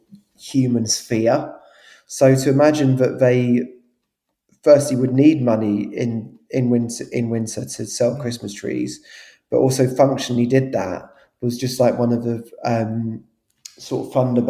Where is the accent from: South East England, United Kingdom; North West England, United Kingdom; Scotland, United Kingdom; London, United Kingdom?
London, United Kingdom; when we were growing up in South London.